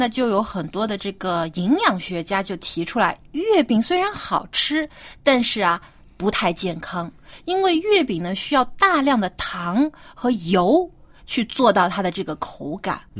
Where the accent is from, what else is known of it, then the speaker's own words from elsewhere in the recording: Jiangsu, China; 我老家是在江苏嘛，就是是中国南方。